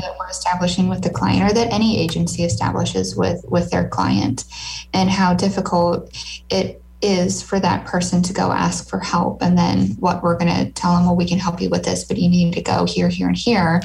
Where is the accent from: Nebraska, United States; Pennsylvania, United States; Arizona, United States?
Nebraska, United States; Lincoln; my hometown, Lincoln